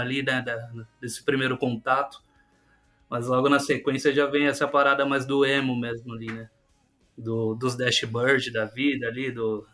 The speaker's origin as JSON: {"language": "Portuguese", "town": "Barueri", "region": "São Paulo", "country": "Brazil", "said": "A gente é aqui da, da Zona Oeste, né, de, de São Paulo, Barueri"}